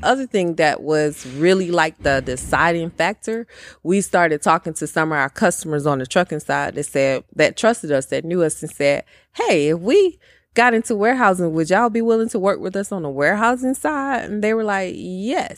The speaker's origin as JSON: {"language": "English", "town": "Bartow", "region": "Georgia", "country": "United States", "tie": "born or raised there", "also_born_or_lived": "Powder Springs, Georgia", "said": "I am from Georgia, a little small town, one traffic light, Bartow, Georgia"}